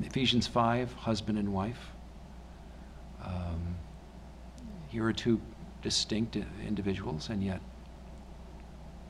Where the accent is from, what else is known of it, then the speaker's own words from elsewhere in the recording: United States; I'm an American